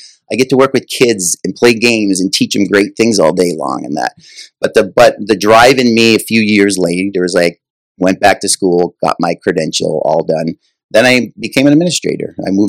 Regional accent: Buffalo, New York, United States; moved away as an adult; now in California, United States; I grew up in Buffalo, New York

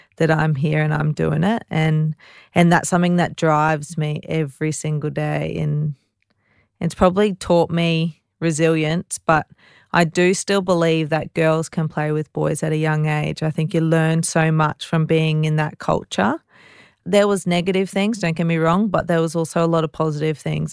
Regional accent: Ipswich, Queensland, Australia; I'm very proud to say that I'm from Ipswich

